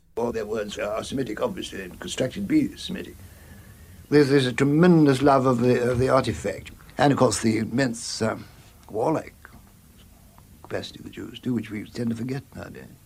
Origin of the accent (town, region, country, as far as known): Warwickshire, West Midlands, United Kingdom; born or raised there; also born or lived in Bloemfontein, South Africa